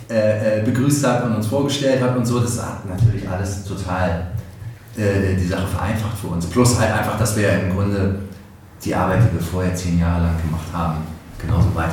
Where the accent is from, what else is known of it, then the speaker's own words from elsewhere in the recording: Hamburg, Germany; born there; geboren in hamburg barmweg da lege ich Wert drauf